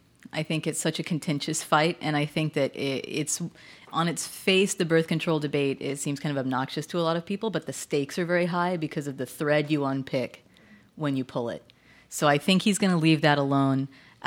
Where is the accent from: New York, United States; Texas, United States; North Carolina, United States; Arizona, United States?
Texas, United States; moved away; having been born and raised in Texas as a Methodist